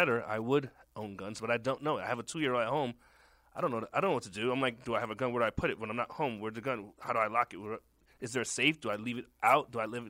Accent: New York City, New York, United States; I'm from Brooklyn, New York. I didn't grow up with that gun culture.

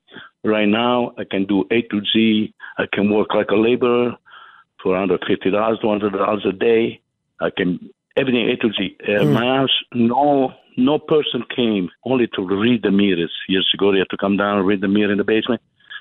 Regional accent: Italy; English is a second language; now in United States; When I came from Italy, I went to women in school to pick up, and that's what made me pick up English

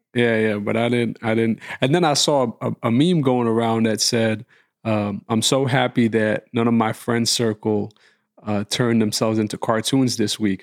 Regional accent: New York, United States; growing up in New York

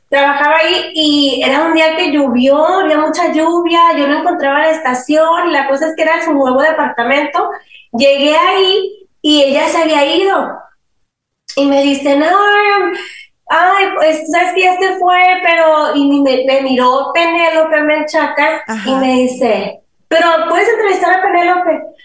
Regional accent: Los Angeles, California, United States; also born or lived in Mexico; en esa casa, ahí crecimos nosotros

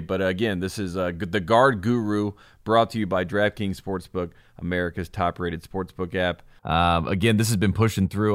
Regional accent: North Carolina, United States; I grew up a kid in North Carolina

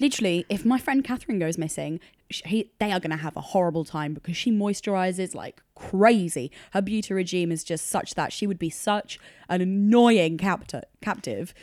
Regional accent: United Kingdom; also born or lived in London; it's bred into you as a Brit

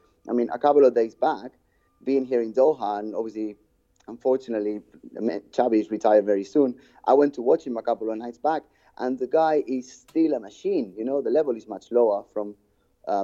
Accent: Barcelona, Catalonia, Spain; I was born in Barcelona and that's my club.

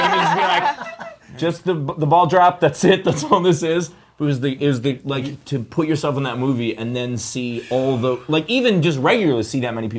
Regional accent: New York, United States; I'm from New York

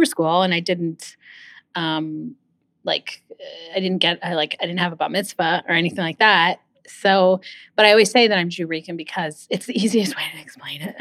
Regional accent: Livingston, New Jersey, United States; also born or lived in Manhattan, New York / Fort Lee, New Jersey; now in South Orange, United States; when I was about 5, we moved out to Livingston, New Jersey, where I stayed through high school

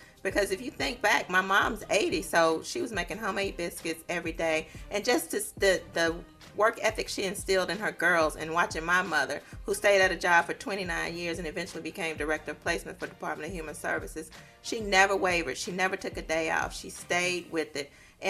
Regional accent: Mississippi, United States; So basically starting out, I'm from Mississippi, and my grandmother had 12 children.

